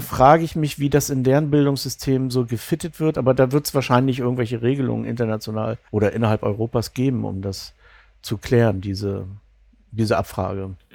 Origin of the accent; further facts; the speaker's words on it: East Germany, Germany; moved away as an adult; also born or lived in Bavaria / Mecklenburg; Ich bin im Osten aufgewachsen, also in der DDR